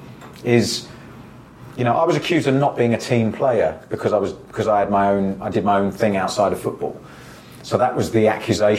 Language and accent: English; Jersey; moved away; growing up in Jersey